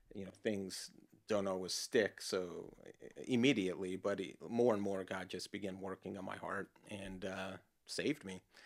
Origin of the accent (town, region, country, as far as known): Los Angeles, California, United States; born or raised there